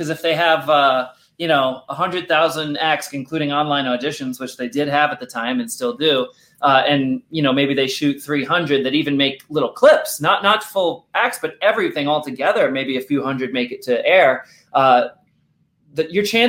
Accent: Rhode Island, United States; accent: Rhode Island; And luckily, I lost my Rhode Island accent almost all the way.

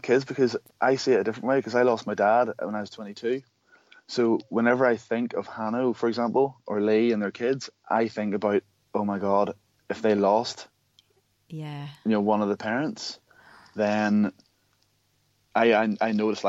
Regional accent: Ireland; I don't know if it's because we're from Ireland or what, but like, there's so many things.

